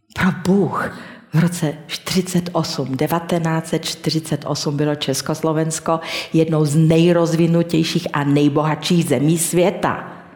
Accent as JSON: {"language": "Czech", "town": "Banská Štiavnica", "region": "Banská Bystrica Region", "country": "Slovakia", "tie": "born or raised there", "said": "V mém rodném městě Banské Šťavnici"}